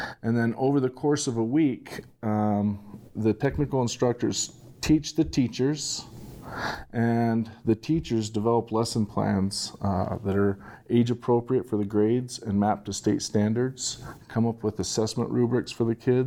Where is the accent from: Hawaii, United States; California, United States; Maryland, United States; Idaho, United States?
Idaho, United States; Southeast; also born or lived in Oregon; I grew up here in Southeast Idaho